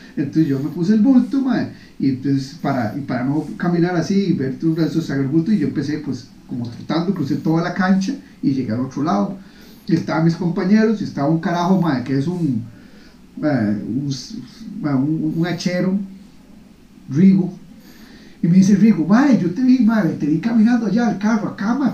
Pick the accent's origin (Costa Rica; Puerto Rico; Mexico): Costa Rica; moved away as an adult; now in Singapore; yo crecí en Costa Rica